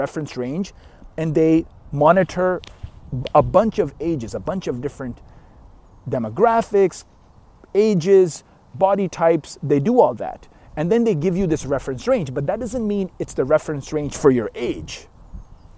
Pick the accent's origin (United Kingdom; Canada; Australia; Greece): Canada; I'm Canadian.